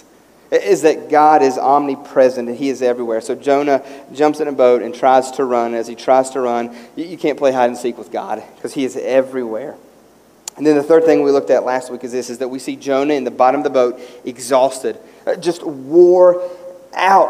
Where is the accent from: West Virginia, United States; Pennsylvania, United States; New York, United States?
West Virginia, United States; as a kid growing up in West Virginia